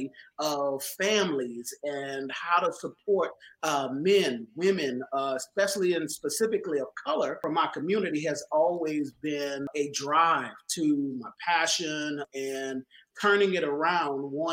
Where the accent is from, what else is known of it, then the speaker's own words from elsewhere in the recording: New Orleans, Louisiana, United States; I was born and raised in New Orleans